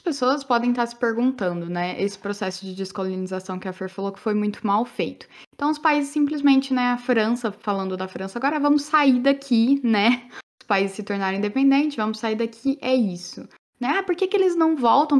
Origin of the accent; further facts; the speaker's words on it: Brazil; first language Portuguese; Eu quero falar como brasileira. Tenho uma segunda língua no francês. Porque eu tenho orgulho de ser brasileira